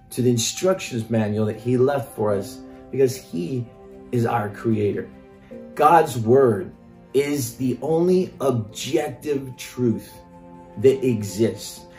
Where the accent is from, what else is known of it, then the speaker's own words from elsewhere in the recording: Norway; also born or lived in Mexico; Now, I grew up in Norway and I also grew up in Mexico and I've lived many years here.